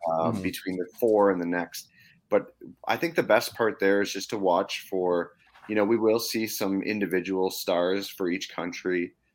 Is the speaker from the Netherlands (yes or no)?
no; Canada; me being Canadian